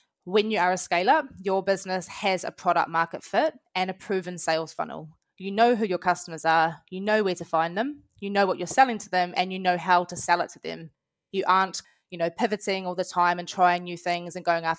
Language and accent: English; New Zealand; accent: Kiwi; moved away as an adult; now in London, United Kingdom; As you can probably tell from my accent, I am a Kiwi. I've moved over to London about 5 years ago from New Zealand.